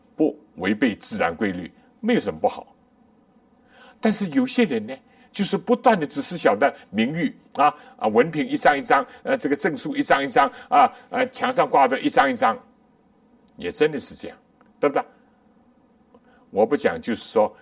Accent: China; 我们中国人也有

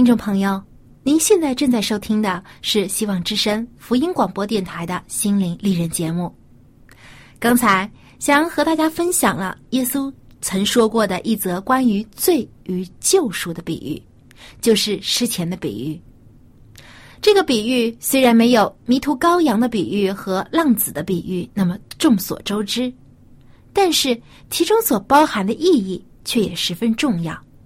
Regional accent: China; 我们中国人

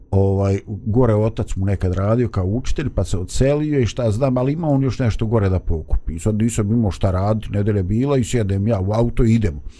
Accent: Bosnia & Herzegovina; ovdje kod nas u Bosni

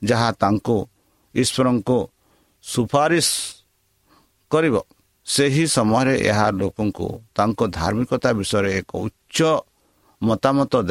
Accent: India; ଆମ ଭାରତ ଦେଶରେ

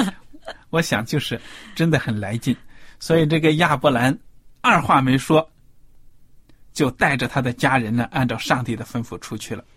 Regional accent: China; 我们中国人

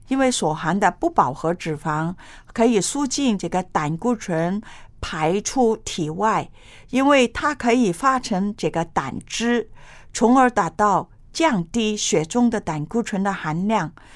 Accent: China; 我们中国人

